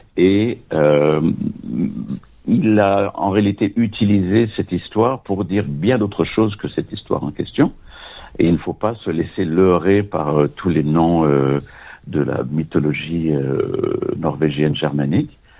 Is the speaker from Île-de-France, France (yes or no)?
no; Nice, Provence-Alpes-Côte d'Azur, France; moved away as an adult; also born or lived in Vienna; je suis né à Nice et quand j'avais 23 ans, après la maîtrise de droit et puis des études au conservatoire euh, de Nice